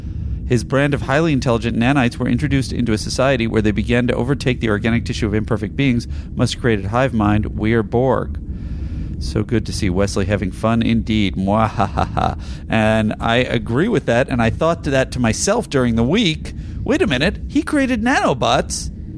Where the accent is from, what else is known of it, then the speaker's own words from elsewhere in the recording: Ottawa, Ontario, Canada; Here's the Scholastic grading system I grew up with here in Ottawa, Canada.